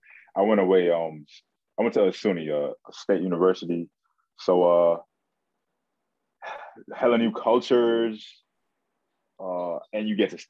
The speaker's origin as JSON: {"language": "English", "town": "New York City", "region": "New York", "country": "United States", "tie": "born or raised there", "said": "I grew up in Brooklyn. I went to high school in Manhattan."}